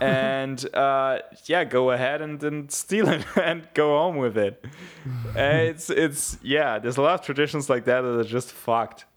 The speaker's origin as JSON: {"language": "English", "region": "Bavaria", "country": "Germany", "tie": "born or raised there", "said": "I grew up very near Austria"}